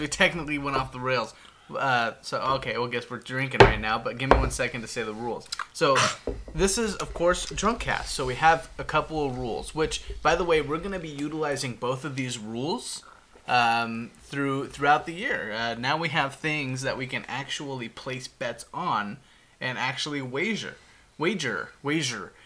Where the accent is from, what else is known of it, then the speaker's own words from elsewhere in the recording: Houston, Texas, United States; I was born in Houston